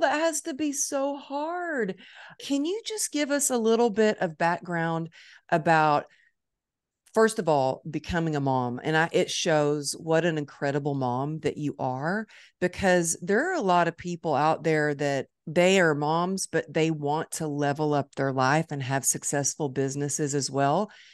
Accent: Dallas, Texas, United States; It's my hometown

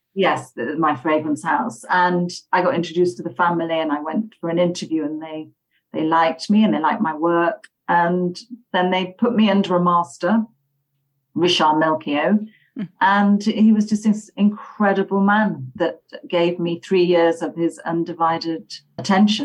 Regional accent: Halifax, Yorkshire and the Humber, United Kingdom; now in London, United Kingdom; I'm from the countryside in Yorkshire. Okay. Um, it's a small town called Halifax

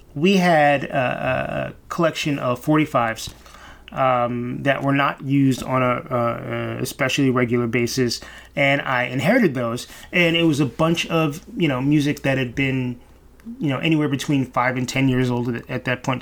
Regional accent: New York City, New York, United States; I grew up here in Brooklyn, grew up in East Flatbush, East 45th in Church.

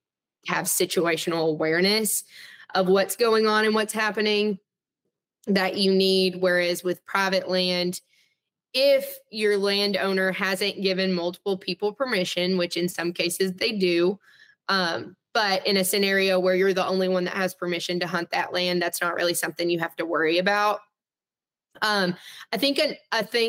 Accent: Arkansas, United States; I grew up hunting in Arkansas

